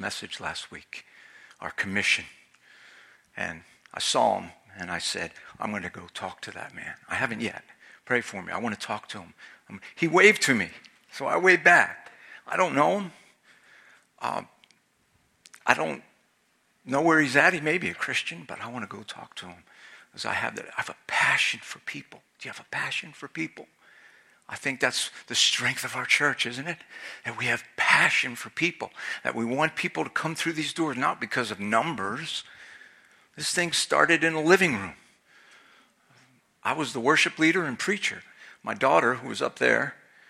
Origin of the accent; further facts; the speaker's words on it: Philadelphia, Pennsylvania, United States; now in Maine, United States; I'm Italian, I'm from Philadelphia